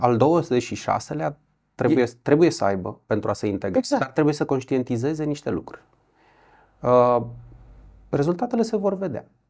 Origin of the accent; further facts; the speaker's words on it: Brașov, Brașov County, Romania; also born or lived in Buzău; Sunt brașovean, trecut vreo patru ani prin Buzău